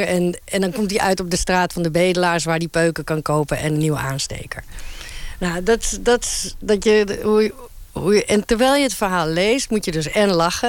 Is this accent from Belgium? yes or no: no; Uruguay; now in Netherlands; ik kom dus uit Uruguay